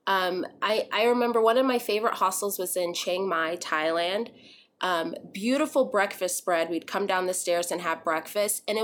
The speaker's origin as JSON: {"language": "English", "region": "Texas", "country": "United States", "tie": "born or raised there", "also_born_or_lived": "Arizona", "said": "I grew up in Texas, primarily as a kid in Arizona, but primarily in Texas."}